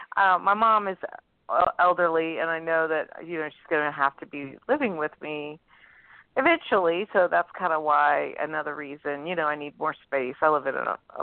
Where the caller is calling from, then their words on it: New Orleans, Louisiana, United States; I'm calling from New Orleans.